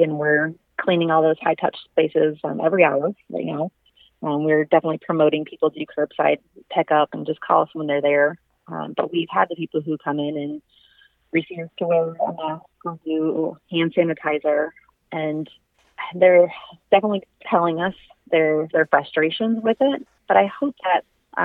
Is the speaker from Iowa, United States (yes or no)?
yes; Iowa, United States; I'm born and raised in Iowa